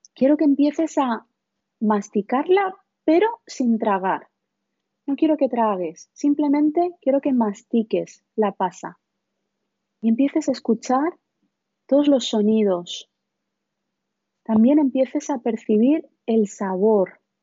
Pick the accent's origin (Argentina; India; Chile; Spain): India; moved away; vengo de la India